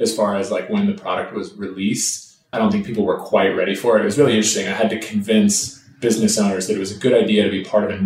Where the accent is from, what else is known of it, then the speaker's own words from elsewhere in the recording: Minnetonka, Minnesota, United States; moved away as an adult; also born or lived in San Francisco; now in Los Angeles, United States; I grew up in Minnetonka, Minnesota. It's a west suburb of Minneapolis